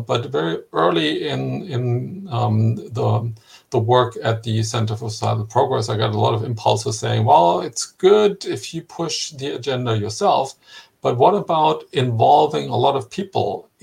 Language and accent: English; Germany; my home country, Germany